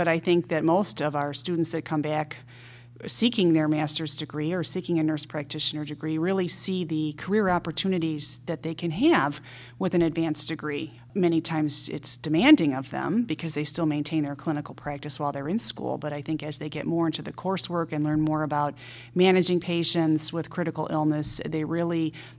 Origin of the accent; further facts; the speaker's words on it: Ohio, United States; moved away as an adult; now in Chicago, United States; Well, I'm originally from the Midwest, from Ohio, and that's where I have my three-year training degree.